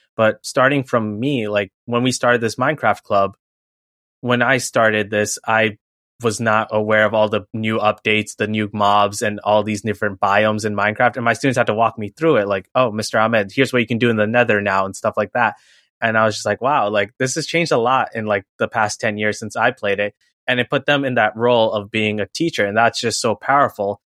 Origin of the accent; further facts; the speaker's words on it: New York City, New York, United States; I also grew up in New York City, born and raised in Queens